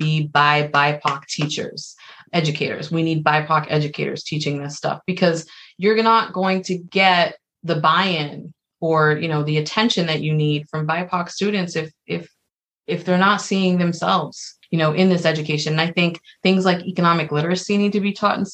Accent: New York City, New York, United States; I grew up, I'm from the Bronx, and my mom was for the most part a single mother.

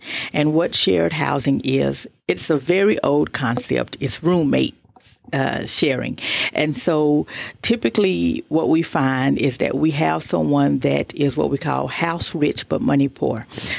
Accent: Fort Worth, Texas, United States; now in Tyler, United States; Correct. I'm from Fort Worth, Texas.

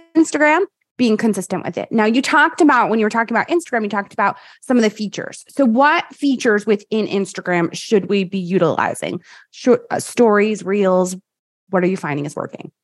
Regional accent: New York, United States; I'm from New York

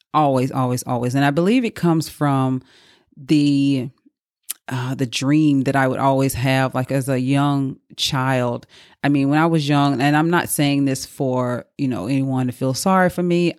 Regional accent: Mississippi, United States; moved away; in my hometown. I'm from Mississippi

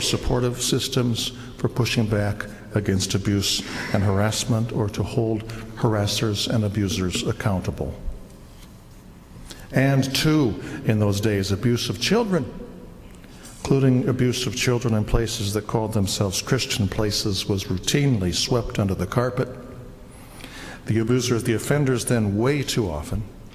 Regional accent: United States; an American who loves being an American

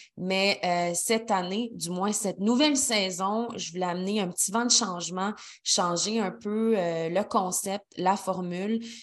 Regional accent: Quebec City, Quebec, Canada; moved away as an adult; also born or lived in Montreal; now in Sainte-Brigitte-de-Laval, Canada; je suis originaire de Québec, mais j'ai habité toute ma vingtaine et un peu plus euh, à Montréal.

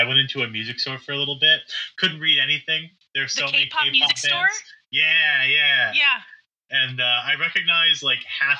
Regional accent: United States; As an American

